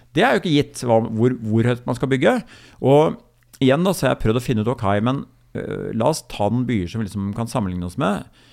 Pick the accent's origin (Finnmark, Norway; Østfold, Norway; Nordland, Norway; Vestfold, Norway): Vestfold, Norway; Larvik; min hjemby Larvik